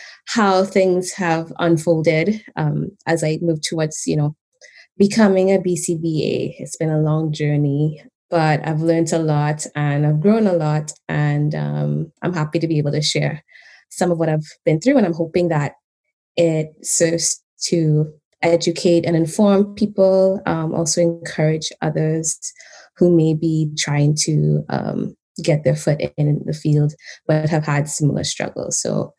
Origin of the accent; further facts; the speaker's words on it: Trinidad & Tobago; moved away as an adult; now in Canada; I grew up in Trinidad and Tobago, and I moved here about 13 years ago when I was 21, although that ages me, but that's okay.